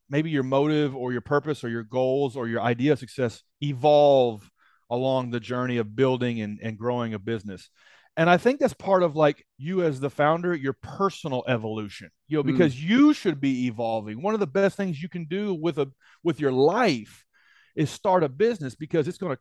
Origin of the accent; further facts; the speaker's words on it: Nashville, Tennessee, United States; my hometown of Nashville, Tennessee